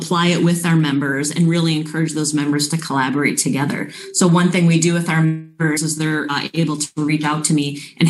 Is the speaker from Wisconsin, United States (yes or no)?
yes; New Berlin, Wisconsin, United States; I am from Wisconsin, from a small town called New Berlin.